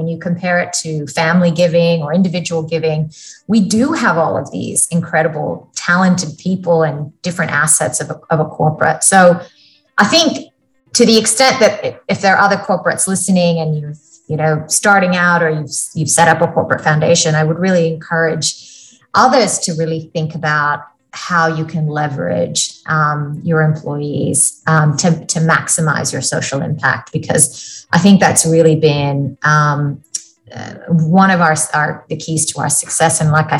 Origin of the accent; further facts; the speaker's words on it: Florida, United States; also born or lived in India; now in Australia; In a small town south of Tampa, and nothing, like, you would not have heard of it.